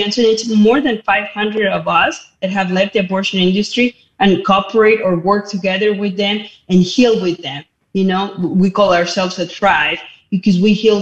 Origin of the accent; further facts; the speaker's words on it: Mexico City, Mexico; moved away as an adult; now in United States; I was born and raised Catholic in Mexico City